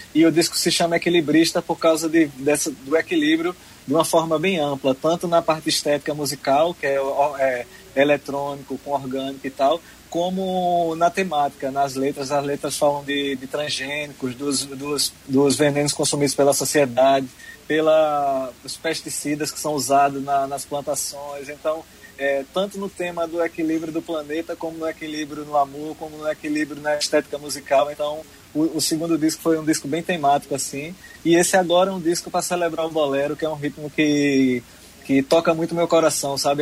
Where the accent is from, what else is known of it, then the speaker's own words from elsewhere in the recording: Arcoverde, Pernambuco, Brazil; also born or lived in Olinda; now in Recife, Brazil; nasci em Arco Verde, na terra de Leirinha